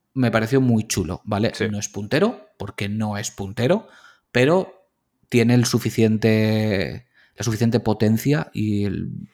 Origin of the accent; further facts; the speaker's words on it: Valencian Community, Spain; Somos valencianos